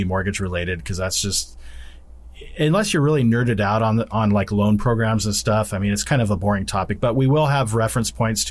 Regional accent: Albany, Oregon, United States; I was born in Albany, Oregon

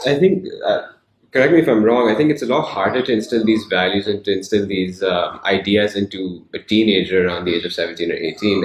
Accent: Hong Kong; moved away; growing up in Hong Kong

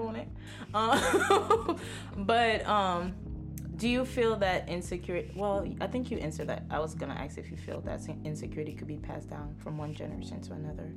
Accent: Haiti; moved away; I grew up around the Haitian Haitians. Like, I legit was born in Haiti

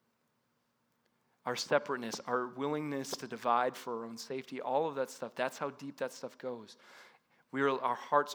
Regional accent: Paradise Valley, Arizona, United States; I grew up in Paradise Valley, North Scottsdale area

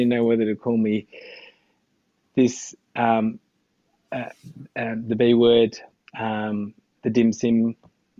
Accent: Australia; I had just grown up in Australia

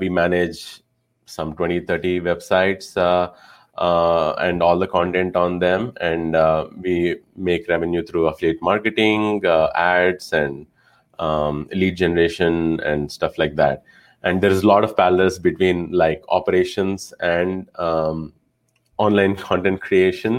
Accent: India; moved away as an adult; now in United States; I was originally from India. I moved to the US back in 2009 for master's in industrial engineering

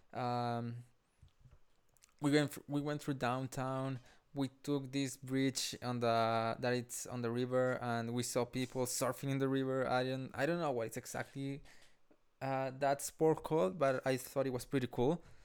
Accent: Colombia; also born or lived in Honduras; now in Calgary, Canada; I am from Colombia and I graduated in Honduras

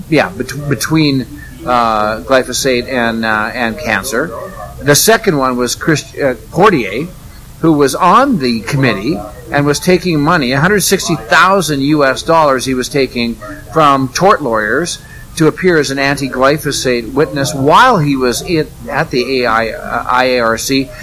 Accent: Red Deer, Alberta, Canada; my hometown area of uh, Red Deer, Alberta

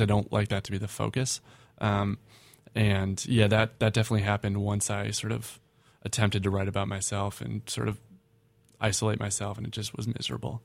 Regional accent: Minneapolis, Minnesota, United States; I'm from Minneapolis

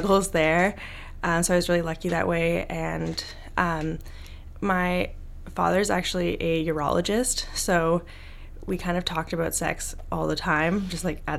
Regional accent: Vancouver, British Columbia, Canada; I grew up in Vancouver, BC

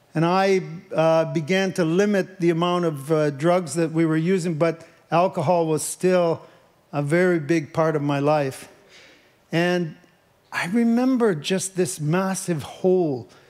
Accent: Leamington, Ontario, Canada; moved away; I grew up in Leamington, Ontario, and my dad was actually a tomato farmer

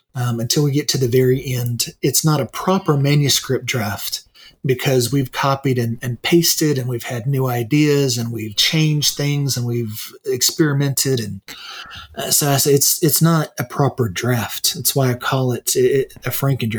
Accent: United States; I'm an American too

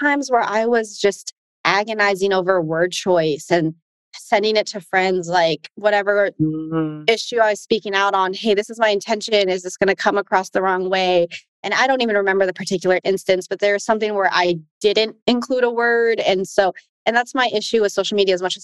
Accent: United States; I'm Asian American

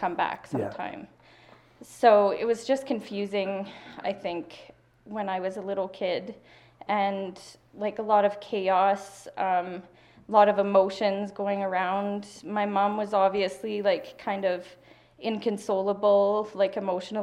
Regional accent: Hinton, Alberta, Canada; I was born in Hinton, Alberta. In 1984.

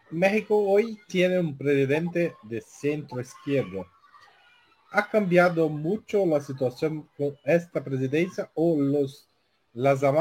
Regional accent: Brazil; Spanish is a second language

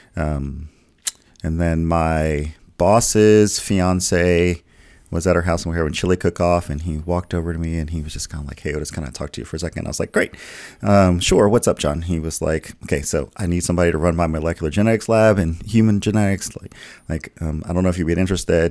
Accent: the South, United States; I grew up in the in the South in churches

